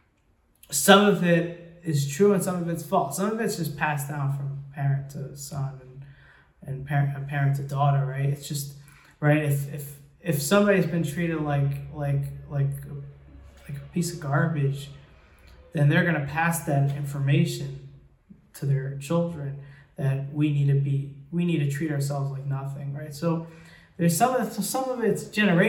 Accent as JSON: {"language": "English", "country": "United States", "tie": "born or raised there", "said": "I grew up in America"}